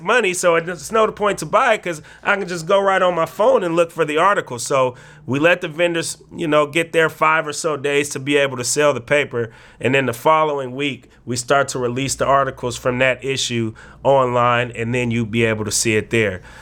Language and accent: English; Bay Area, California, United States; moved away; also born or lived in Oregon; we both knew we came from the Bay Area, a place where it can be hard to make it out